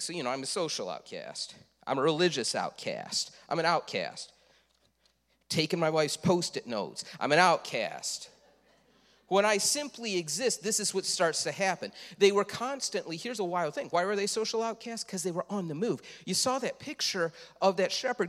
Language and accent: English; Leroy, United States; I am from Leroy